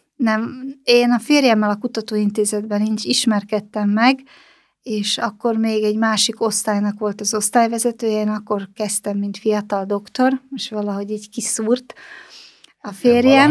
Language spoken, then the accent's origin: Hungarian; Slovakia; also born or lived in Banská Bystrica, Slovakia; now in Hungary; Csehszlovákiában születtem